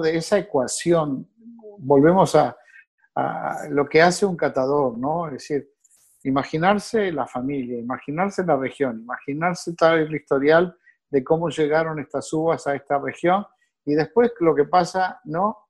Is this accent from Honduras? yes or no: no; Uruguay; moved away as an adult; now in North Miami, United States; nací en Uruguay